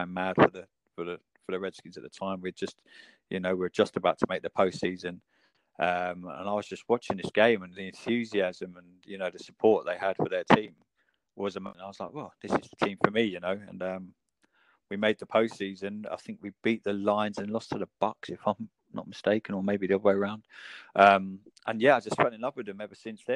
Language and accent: English; United Kingdom; most of us in the UK.